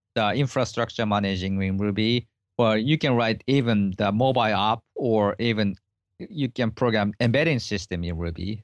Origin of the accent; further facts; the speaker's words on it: Japan; English is a second language; I was born in Japan